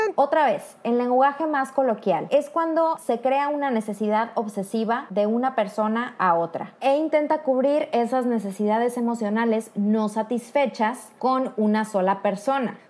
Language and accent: Spanish; Mexico; now in Poland; una mexicana viviendo en Polonia.